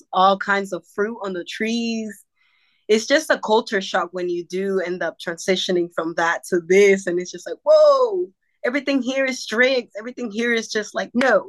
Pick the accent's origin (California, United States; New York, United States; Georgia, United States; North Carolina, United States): North Carolina, United States; also born or lived in Acapulco, Guerrero, Mexico / Santo Domingo, Costa Chica, Guerrero, Mexico; I've been in North Carolina basically since I came from Mexico to the United States